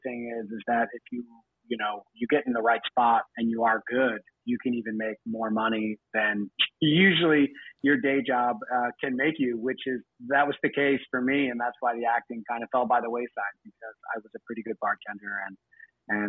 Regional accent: New Jersey, United States; moved away as an adult; also born or lived in New York / Australia; I'm originally from New Jersey. I grew up there.

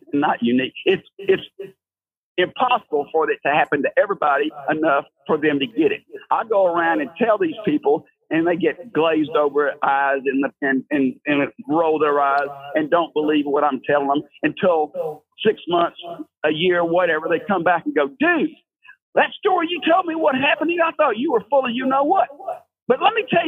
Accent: Conroe, Texas, United States; I was born and raised in Conroe, Texas in the 50s and 60s

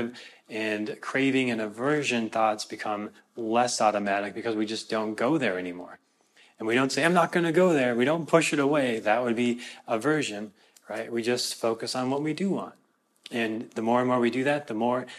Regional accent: Minnesota, United States; I'm from Minnesota

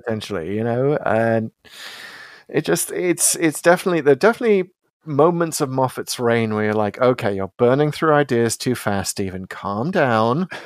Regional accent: United Kingdom; I'm British

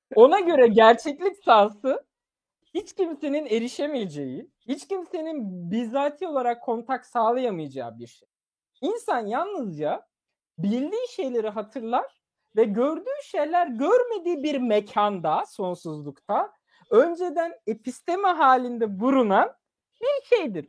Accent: Turkey; Turkish is a second language; moved away; also born or lived in Germany; çok küçük yaşta yaklaşık 4 ya da 3 yaşındayken Türkiye'ye geldim ve Türkiye'de Türkçe öğrendim

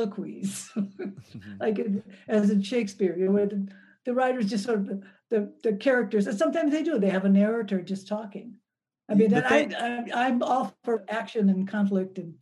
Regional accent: Milwaukee, Wisconsin, United States; I grew up in Milwaukee, Wisconsin, which was a really segregated city.

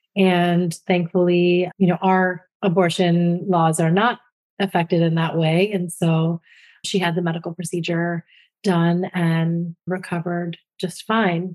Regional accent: New Jersey, United States; my home state of New Jersey

